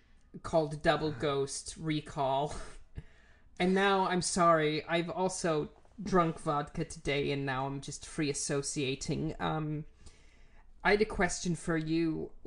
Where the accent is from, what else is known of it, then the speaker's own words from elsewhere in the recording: Germany; English is a second language; so as I am from Germany, I have some loyalty to brands